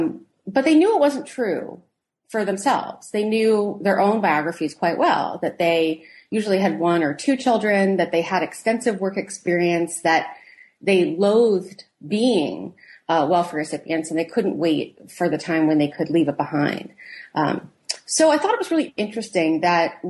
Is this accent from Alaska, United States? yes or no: no; New York, United States; moved away as an adult; now in Philadelphia, United States; I'm originally from New York